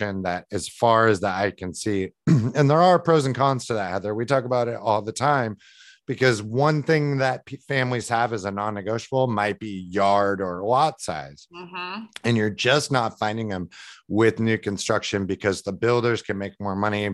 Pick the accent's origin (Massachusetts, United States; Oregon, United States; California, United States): Oregon, United States; West Linn; I grew up in Westland